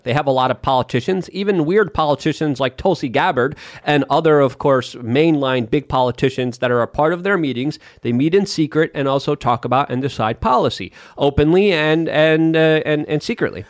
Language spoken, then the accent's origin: English; Poland; moved away; I'm from Poland. I love my country